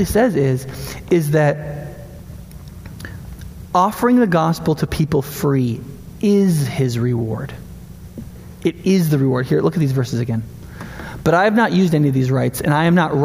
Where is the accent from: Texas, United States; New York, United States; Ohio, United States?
New York, United States; also born or lived in Panama City, Florida / South; now in Madison, United States; I grew up in New York